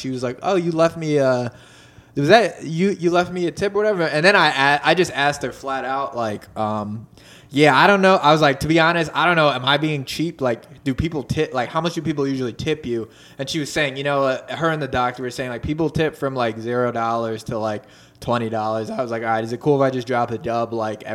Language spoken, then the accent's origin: English; Philadelphia, Pennsylvania, United States; I'm that nigga from South Philly